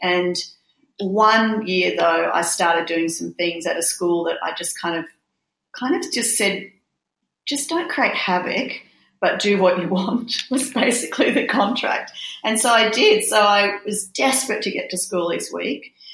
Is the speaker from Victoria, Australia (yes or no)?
no; Brisbane, Queensland, Australia; I grew up in Brisbane